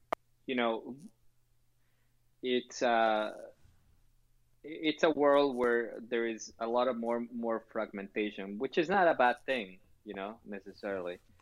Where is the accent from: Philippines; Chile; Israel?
Chile; moved away; also born or lived in Canada; I was born in Chile.